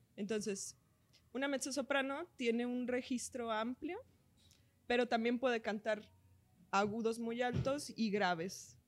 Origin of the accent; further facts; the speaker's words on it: Mexico; como buena mexicana, me llevaban a festivales a cantar